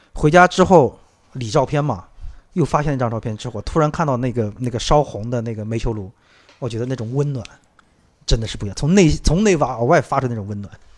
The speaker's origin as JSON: {"language": "Chinese", "region": "Shanghai", "country": "China", "said": "包括我，上海人已经很多很多年不见的"}